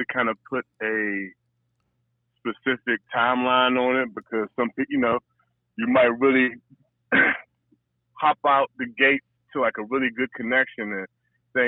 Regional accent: Prince George's County, Washington, D.C. area, Maryland, United States; I grew up in the Washington, D.C. area, Prince George's County to be specific

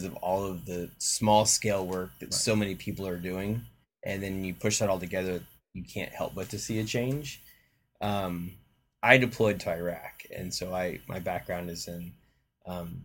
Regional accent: Oklahoma, United States; moved away as an adult; also born or lived in Monterey, California / Texas / Utah; I grew up in Oklahoma

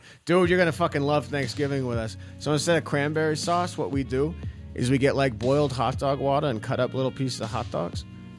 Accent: Chicago, Illinois, United States; I'm from fucking Chicago

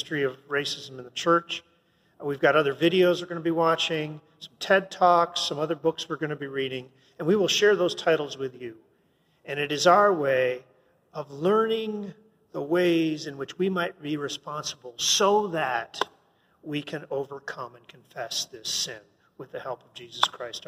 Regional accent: Canada; I'm a Canadian, man. I wasn't even part of America.

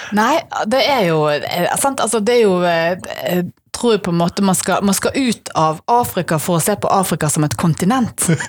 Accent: Bergen, Vestland, Norway

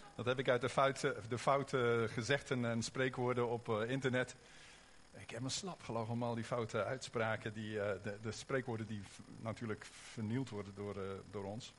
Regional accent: Oosterhout, North Brabant, Netherlands; accent: Brabants (Hollands-Brabants); Wij komen uit Oosterhout, dus af en toe komt er misschien een beetje Brabants doorheen.

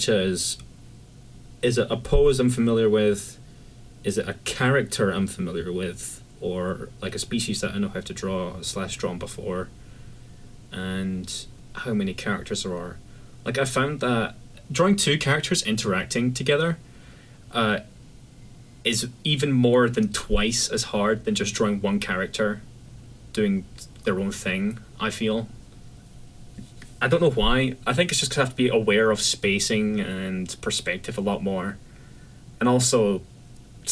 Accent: Scotland, United Kingdom; from Scotland

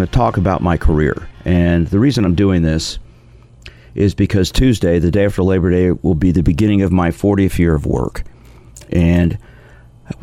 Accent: Kansas City, Missouri, United States; also born or lived in Nashville, Tennessee / San Diego, California; I grew up in Kansas City, went to Vanderbilt University, graduated in 1976

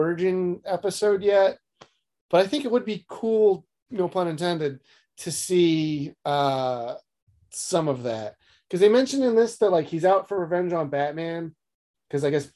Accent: Philadelphia, Pennsylvania, United States; We're from Philly

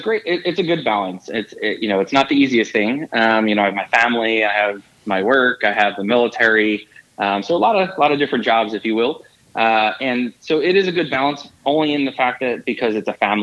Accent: Philadelphia, Pennsylvania, United States; I grew up in Philadelphia, was an athlete kind of growing up.

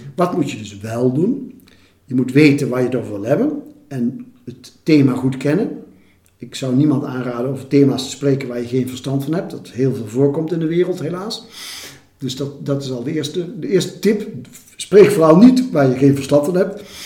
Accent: 's-Hertogenbosch, North Brabant, Netherlands; moved away; also born or lived in Rotterdam; in de stad waar ik ben opgegroeid, in Sertogenbos

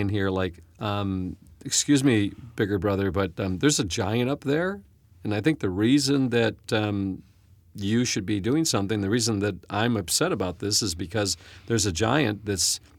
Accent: United States; as an American

